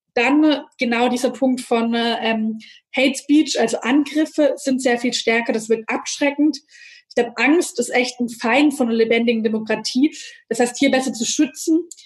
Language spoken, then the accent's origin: German; Nürtingen, Baden-Württemberg, Germany; ich bin in Nürtingen aufgewachsen